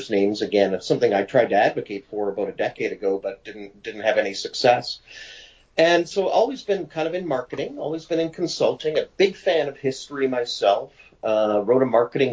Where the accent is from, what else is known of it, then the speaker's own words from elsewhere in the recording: Winnipeg, Manitoba, Canada; moved away as an adult; also born or lived in Toronto / Ottawa / New York; now in Mont-Tremblant, Canada; I'm a Winnipeg native, left Winnipeg just in, you know, the beginning of this century with a job opportunity